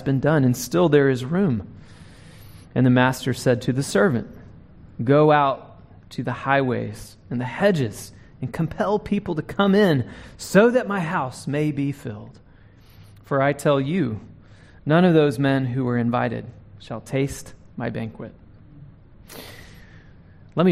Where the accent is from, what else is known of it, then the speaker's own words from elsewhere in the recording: North Carolina, United States; now in Dallas, United States; I'm from North Carolina